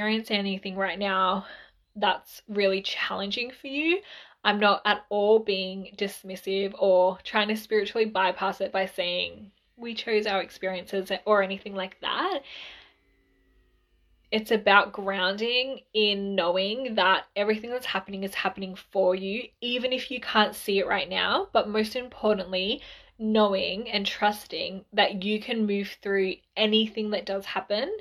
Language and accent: English; Mildura, Victoria, Australia; we're originally from Mildura.